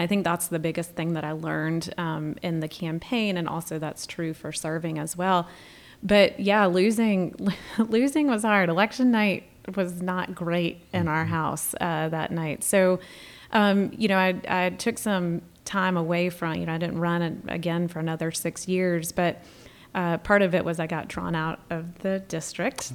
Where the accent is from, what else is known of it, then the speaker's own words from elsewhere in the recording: Eastern Wake County, North Carolina, United States; accent: North Carolina; also born or lived in Michigan; moved here um, when I was 11, and that was in 1992